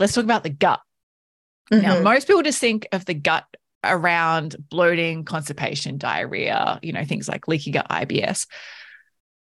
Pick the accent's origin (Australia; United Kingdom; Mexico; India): Australia; we're like Aussie, like growing up Aussie adults